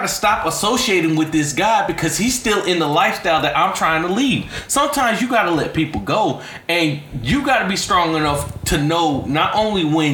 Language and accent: English; the South, United States; I'm from the South